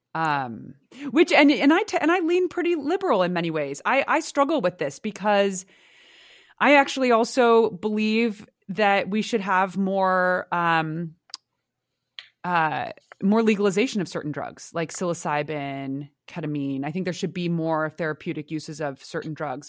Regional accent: San Francisco, California, United States; my hometown

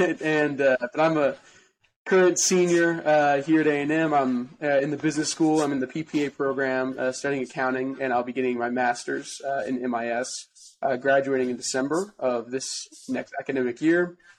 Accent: Dallas, Texas, United States; I'm from Dallas.

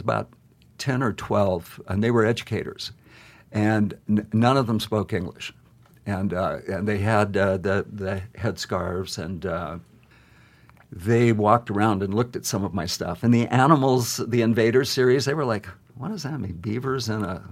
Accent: Great Falls, Montana, United States; I grew up in Great Falls looking at those mountains

